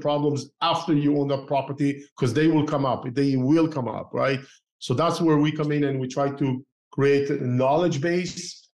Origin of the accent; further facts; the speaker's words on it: Israel; moved away as an adult; also born or lived in Tel Aviv, Israel / Northern California, United States; now in Southern California, United States; I started investing while I grew up in Israel. While I used to live in Tel Aviv as a young engineer